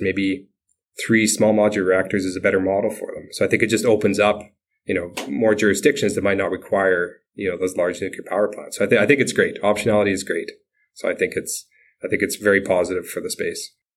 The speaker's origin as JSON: {"language": "English", "region": "Saskatchewan", "country": "Canada", "tie": "born or raised there", "said": "I was born and raised in Saskatchewan"}